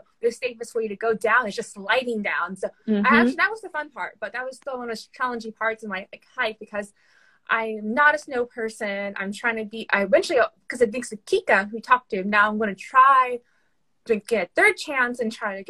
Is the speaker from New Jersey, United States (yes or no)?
no; Houston, Texas, United States; I'm from Houston, like Houston concrete jungle